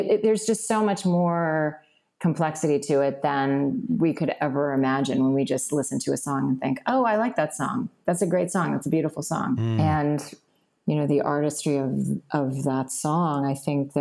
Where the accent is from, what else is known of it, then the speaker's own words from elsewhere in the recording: Virginia, United States; moved away; also born or lived in Boston; I was born in Boston, but I grew up in Virginia.